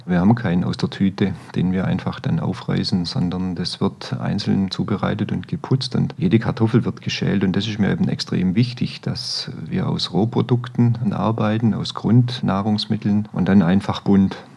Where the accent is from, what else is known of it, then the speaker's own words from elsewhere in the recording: Stuttgart, Baden-Württemberg, Germany; moved away as an adult; now in Allgäu, Germany; als Stuttgarter